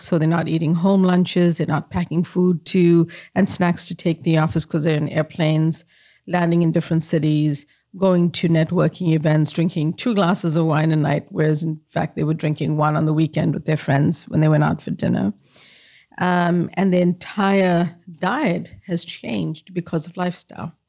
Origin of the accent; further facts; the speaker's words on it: South Africa; moved away; I grew up in apartheid in South Africa